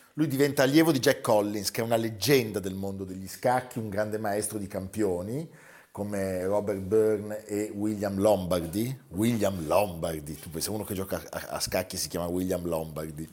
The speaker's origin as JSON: {"language": "Italian", "town": "Lugano", "region": "Ticino", "country": "Switzerland", "accent": "Luganese", "said": "il mio accento però si è fatto luganese"}